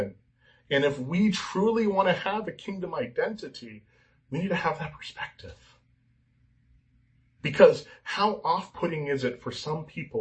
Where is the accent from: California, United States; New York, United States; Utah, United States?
California, United States; I'm an American. I'm a Californian